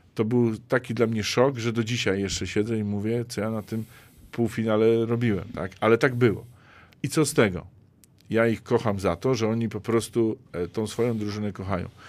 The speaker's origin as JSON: {"language": "Polish", "town": "Zielona Góra", "region": "Lubusz Voivodeship", "country": "Poland", "said": "u nas w Zielonej Górze"}